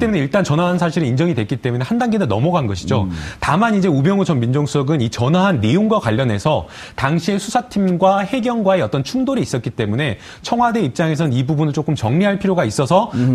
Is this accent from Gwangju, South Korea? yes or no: yes; Gwangju, South Korea; 제가 이제 광주 출신이고 광주 법조계를 좀 알기 때문에